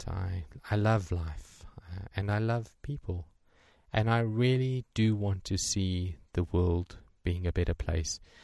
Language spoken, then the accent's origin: English; South Africa; I'm from South Africa